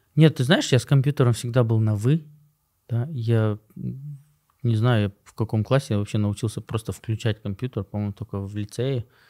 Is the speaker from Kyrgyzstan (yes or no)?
yes; Bishkek, Kyrgyzstan; moved away; also born or lived in Osh / Moscow / United States; Я родился в Аше, вырос в Бишкеке